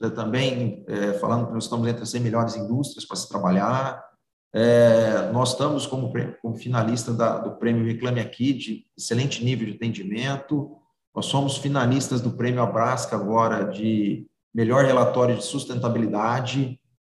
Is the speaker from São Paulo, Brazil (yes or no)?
yes; Ribeirão Preto, São Paulo, Brazil; Eu sou que nasci aqui em Ribeirão Preto